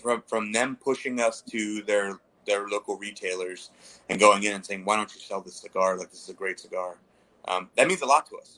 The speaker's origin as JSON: {"language": "English", "town": "Baltimore", "region": "Maryland", "country": "United States", "said": "I'm from Baltimore"}